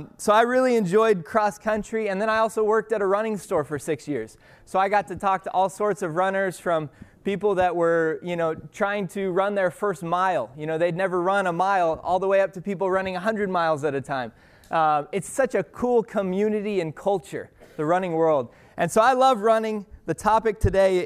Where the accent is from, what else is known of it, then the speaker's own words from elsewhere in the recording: Colorado, United States; moved away as an adult; now in Torrance, United States; I was born and raised in Colorado